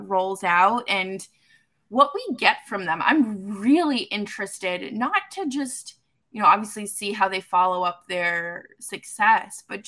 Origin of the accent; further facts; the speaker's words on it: Massachusetts, United States; my home state